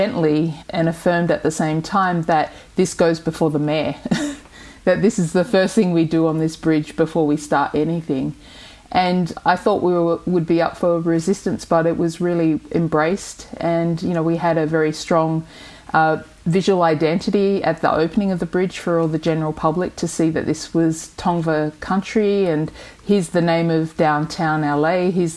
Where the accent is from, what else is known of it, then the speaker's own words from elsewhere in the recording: Broome, Western Australia, Australia; moved away as an adult; also born or lived in Derby, Western Australia; now in Los Angeles, United States; I grew up in Broome